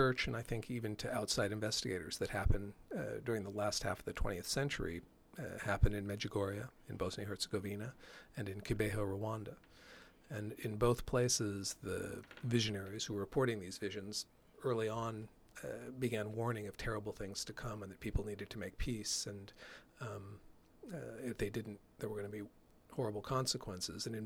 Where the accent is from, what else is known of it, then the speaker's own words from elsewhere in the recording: Oregon, United States; the place where I grew up in Oregon. This was in northeastern Oregon